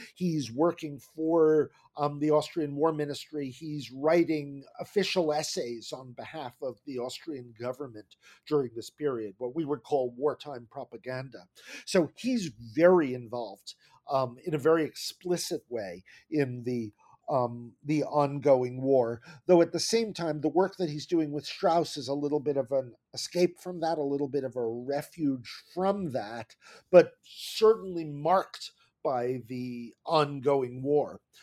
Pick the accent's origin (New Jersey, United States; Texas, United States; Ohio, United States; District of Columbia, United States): New Jersey, United States; now in New York City, United States; my parents moved to New Jersey when I was very young